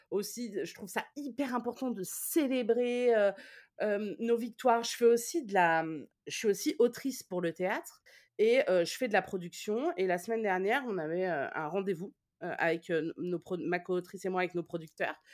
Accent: Toulouse, Occitania, France; Euh, moi, je suis de Toulouse et personne ne tire les cartes à Toulouse.

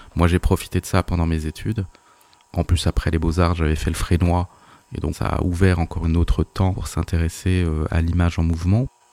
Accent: Alsace, Grand Est, France; j'ai grandi euh, en Alsace

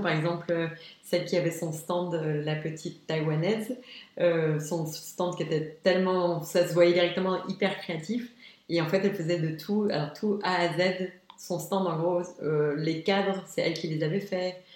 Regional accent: Luxembourg; also born or lived in Arlon, Belgium / Esch-sur-Alzette, Luxembourg; C'est vrai que je suis née à Arlon, mais je, suis juste née, j'ai jamais vécu. J'ai toujours vécu à Luxembourg

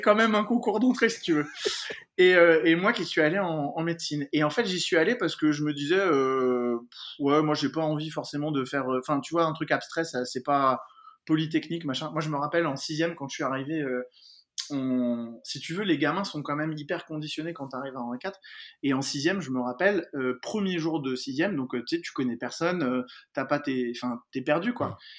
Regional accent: Paris, Île-de-France, France; Alors ouais, moi j'ai grandi à Paris. Je suis né à Paris.

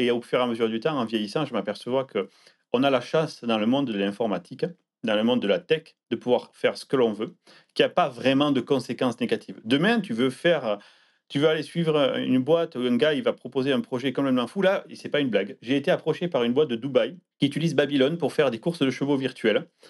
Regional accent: Landes, Nouvelle-Aquitaine, France; moved away as an adult; also born or lived in Pau / Toulouse; now in Seattle, United States; je suis né dans les Landes, je suis euh, du sud-ouest, j'ai fait mes études à Pau puis à Toulouse.

